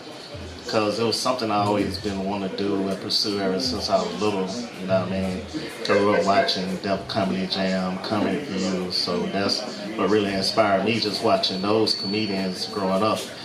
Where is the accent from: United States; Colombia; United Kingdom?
United States; Louisville, Mississippi; moved away; I'm originally from the great state of Mississippi.